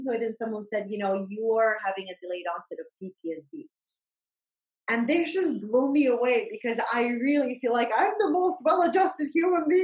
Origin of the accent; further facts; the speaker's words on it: Bosnia & Herzegovina; moved away; I I grew up in during the war and Bosnian War